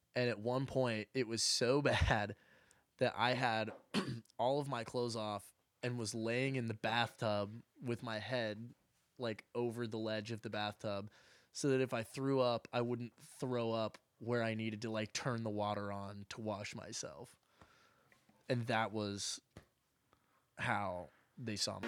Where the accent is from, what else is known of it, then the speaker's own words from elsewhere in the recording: Oklahoma, United States; now in Nashville, United States; I'm from Oklahoma